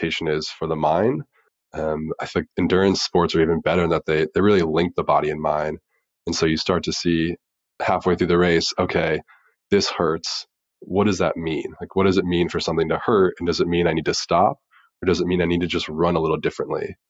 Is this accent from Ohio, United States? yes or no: yes; Dayton, Ohio, United States; growing up in Dayton, Ohio